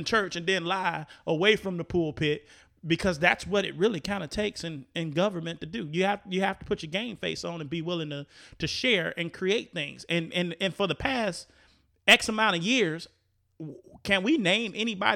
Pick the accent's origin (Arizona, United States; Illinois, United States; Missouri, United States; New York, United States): Illinois, United States; Chicago; moved away as an adult; now in Florida, United States; being a kid growing up in Chicago and an adult in Chicago and experienced voting cycles in Chicago, Illinois, and then moving to Florida